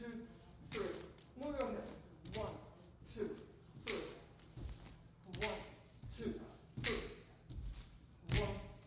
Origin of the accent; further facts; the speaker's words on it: Istanbul, Turkey; So I'm from Istanbul, Turkey.